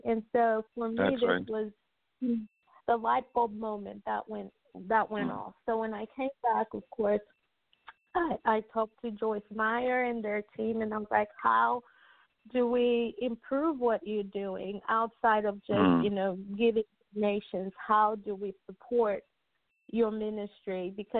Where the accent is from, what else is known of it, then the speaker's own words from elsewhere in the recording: Zambia; also born or lived in Copperbelt, Zambia / Lusaka, Zambia / Dallas, United States; now in United States; I grew up on the Copper Belt and I grew up in Lusaka.